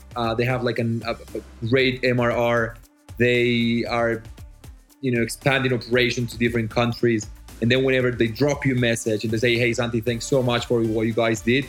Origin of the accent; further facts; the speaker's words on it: Medellín, Antioquia, Colombia; English is a second language; also born or lived in Australia; I was born in Medellin, Colombia, uh, the city of the eternal spring.